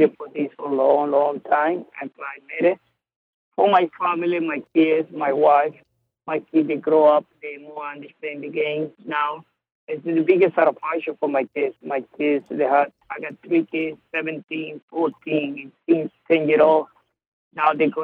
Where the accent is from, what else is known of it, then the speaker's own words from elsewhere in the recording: Venezuela; now in United States; I'm from Venezuela.